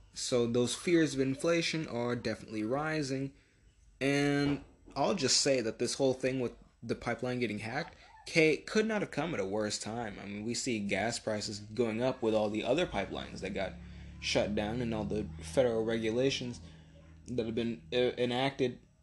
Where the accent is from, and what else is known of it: United States